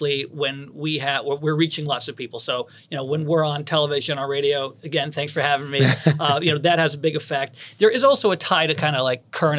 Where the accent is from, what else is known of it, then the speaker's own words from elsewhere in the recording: Boston, Massachusetts, United States; when I was a kid growing up in Boston